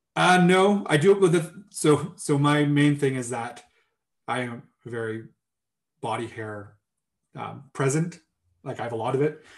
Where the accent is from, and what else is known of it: Kingston, Ontario, Canada; moved away; also born or lived in Yukon